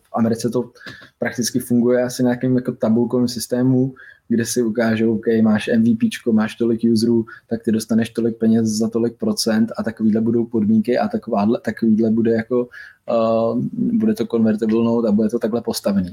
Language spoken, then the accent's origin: Czech; Czechia; Byl jsem první Čech